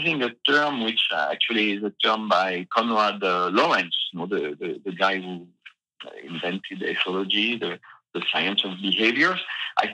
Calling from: Massif Central, France; it's just the massive central, you know, these old mountains in the center of France.

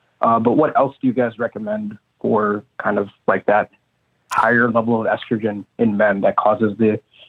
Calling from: Texas, United States; calling from Texas.

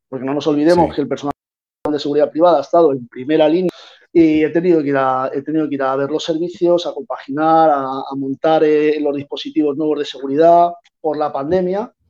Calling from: Málaga, Andalusia, Spain; Pues os hablo de Málaga, de Málaga, de la Costa del Sol

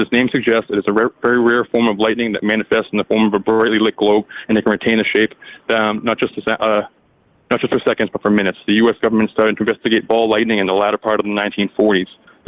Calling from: Massachusetts, United States; Hey, Mike. It's … from Mass.

